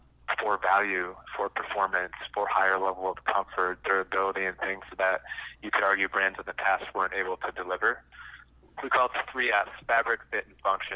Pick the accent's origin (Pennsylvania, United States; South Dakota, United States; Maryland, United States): South Dakota, United States; when I was growing up in South Dakota, I had lawnmowing businesses